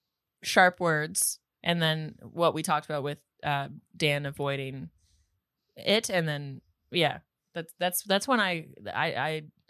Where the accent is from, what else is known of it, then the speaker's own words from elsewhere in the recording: Grande Prairie, Alberta, Canada; also born or lived in Toronto / Moncton / Halifax; now in Prince Edward Island, Canada; Well, I'm not from Toronto. I'm from Grand Prairie, Alberta.